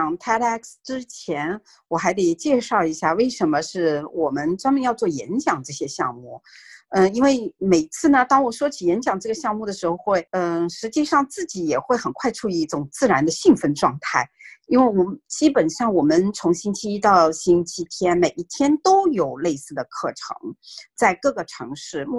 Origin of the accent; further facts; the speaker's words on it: China; now in North America; 因为我们是从中国移民过来的家庭，然后我们的孩子也是从中国的学校啊转到这边来。